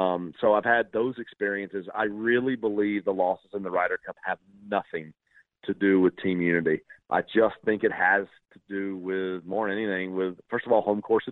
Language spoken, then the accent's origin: English; Ponte Vedra Beach, Florida, United States; my hometown